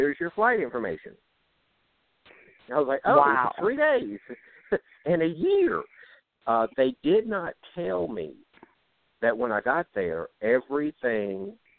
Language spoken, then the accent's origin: English; Jigger, Louisiana, United States; now in Monroe, United States; I'm from Jigger, Louisiana, living in Monroe, Louisiana, which is still less than an hour's drive from Jigger.